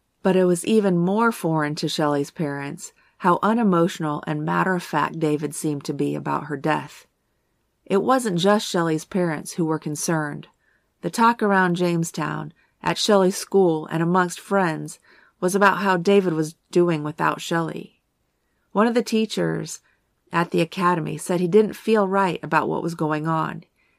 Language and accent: English; Tortola, British Virgin Islands; born there; Part of the reason this case was so intriguing to me was because I was born in Tortola. My brother was born there as well.